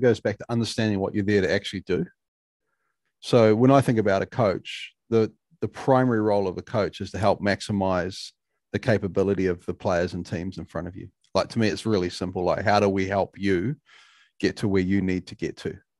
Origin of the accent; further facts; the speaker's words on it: New Zealand; being a Kiwi